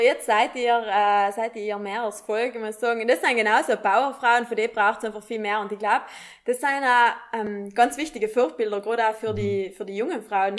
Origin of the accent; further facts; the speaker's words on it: South Tyrol, Trentino-Alto Adige, Italy; als Südtirolerin